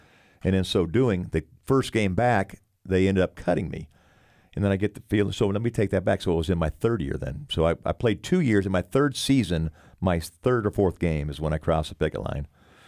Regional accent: Houston, Texas, United States; I was an Oiler. I was from Houston. My folks were there.

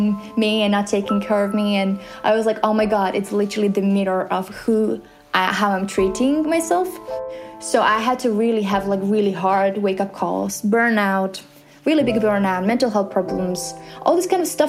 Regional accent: Slovakia; we're both from Slovakia

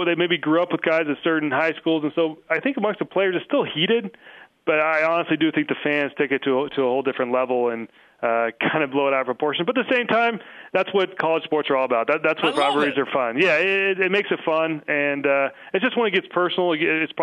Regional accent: Texas, United States; now in Utah, United States; growing up in Texas

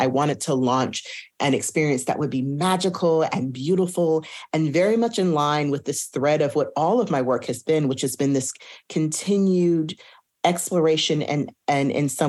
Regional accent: Houston, Texas, United States; moved away; also born or lived in Hartford, Connecticut; I'd seen productions of it as a child growing up in Houston, Texas.

